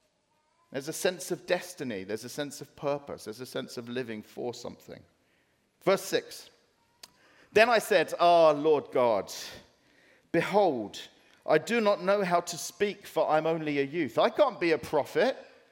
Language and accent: English; Dartford, South East England, United Kingdom; But I'm only from Dartford. Nothing good comes from Dartford, right?